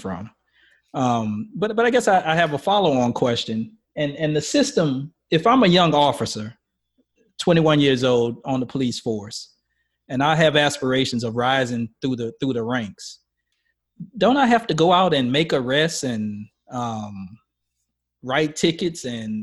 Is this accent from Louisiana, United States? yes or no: yes; New Orleans, Louisiana, United States; I grew up in New Orleans